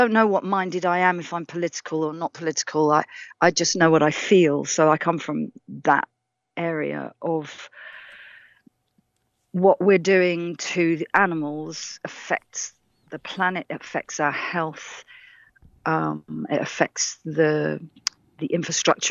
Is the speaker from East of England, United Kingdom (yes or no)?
yes; Radlett, East of England, United Kingdom; moved away; also born or lived in London / Essex; I was born in Radlett in Hertfordshire.